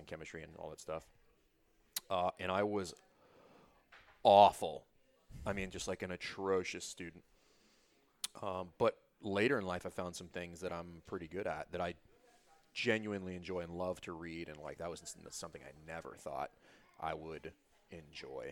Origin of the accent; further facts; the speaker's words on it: Baton Rouge, Louisiana, United States; moved away; I grew up in South Louisiana